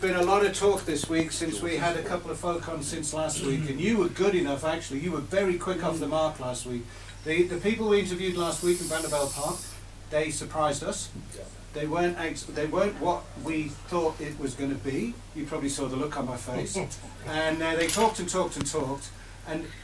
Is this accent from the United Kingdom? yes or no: yes; the north of England, United Kingdom; now in South Africa; I'm English and I'm from the north of England.